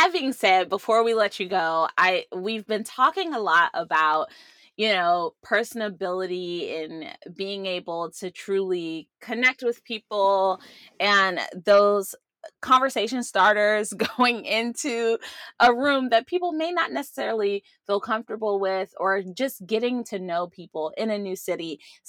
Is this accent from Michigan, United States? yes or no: no; Maryland, United States; Yeah, and I came from Maryland where we had all four seasons, but I just tend to live in the spring and summer.